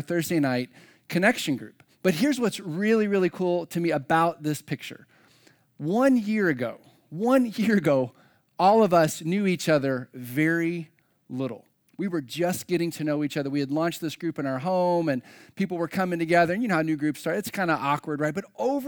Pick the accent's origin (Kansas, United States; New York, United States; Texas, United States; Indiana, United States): Indiana, United States; Floyds Knobs; now in Carmel, United States; my hometown, the metropolis of Floyd's Knobs, Indiana